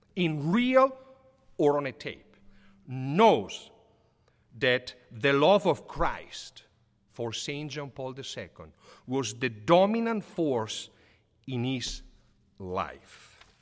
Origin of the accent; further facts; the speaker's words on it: Sotto il Monte, Lombardy, Italy; moved away; I grew up Living in Papa Giovanni Street, I went to the elementary school called Papa Giovanni.